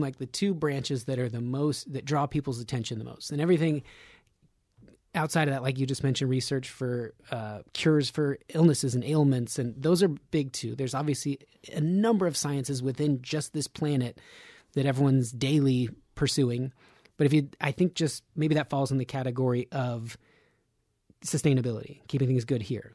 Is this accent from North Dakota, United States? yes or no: no; Nevada, United States; I'm from Nevada